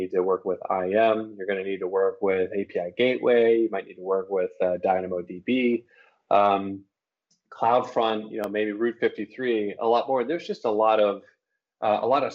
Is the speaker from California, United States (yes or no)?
yes; Los Angeles, California, United States; moved away as an adult; also born or lived in San Francisco Bay Area; I'm originally from Los Angeles